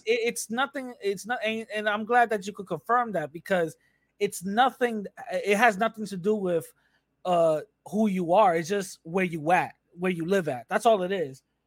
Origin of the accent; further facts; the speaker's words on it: New York City, New York, United States; moved away; I grew up in the Bronx